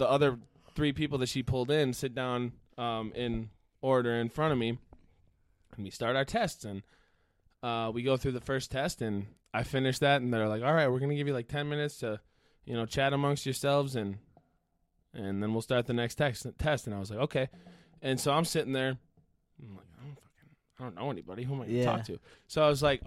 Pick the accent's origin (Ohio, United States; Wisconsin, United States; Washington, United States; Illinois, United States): Wisconsin, United States; Green Bay; moved away as an adult; now in Milwaukee, United States; I'm from Green Bay